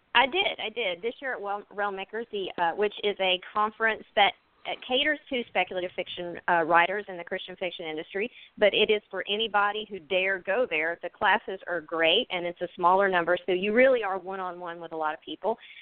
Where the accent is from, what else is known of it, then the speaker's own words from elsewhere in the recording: Pace, Florida, United States; also born or lived in Houston, Texas; I'm actually from Houston, and I was raised in Pace